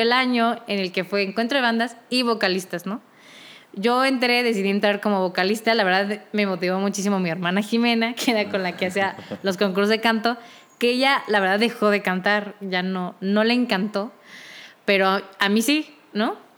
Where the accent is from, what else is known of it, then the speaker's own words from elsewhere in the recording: Querétaro, Mexico; moved away as an adult; now in Mexico City, Mexico; Yo que soy de la ciudad de Querétaro, me mudé también a la ciudad de México para poder estudiar esto